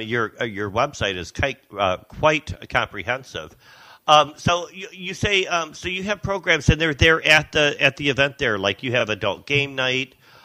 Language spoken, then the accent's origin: English; Detroit, Michigan, United States; now in Saugatuck, United States; I grew up in the Detroit metropolitan area, and I moved here full-time about 20 years ago.